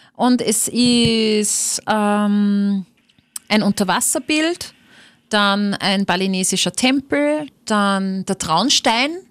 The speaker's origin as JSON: {"language": "German", "region": "Upper Austria", "country": "Austria", "tie": "born or raised there", "said": "das ist meine Heimat, das ist mein Oberösterreich"}